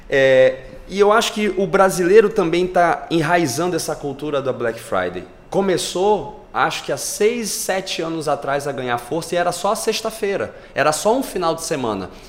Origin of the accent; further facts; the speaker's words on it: Rio de Janeiro, Brazil; now in Belém, Brazil; eu moro em Belém há mais de 30 anos, apesar de não ser paraense, Porra, mas me considero paraense, sou carioca de, de ah, nascença.